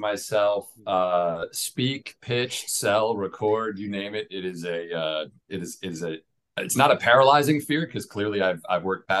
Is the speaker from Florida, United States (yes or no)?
no; Long Island, New York, United States; moved away as an adult; also born or lived in Queens, New York / Pennsylvania / Manhattan, New York; now in Atlanta, United States; So I'm born and raised in New York, Long Island, New York, actually. I was born in Queens.